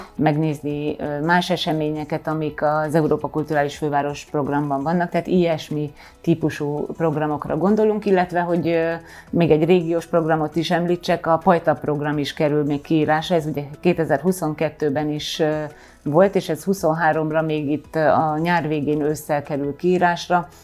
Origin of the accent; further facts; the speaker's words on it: Kőszeg, Vas, Hungary; moved away; also born or lived in Veszprém; hiszen hát én ott, ott születtem, ott nőttem fel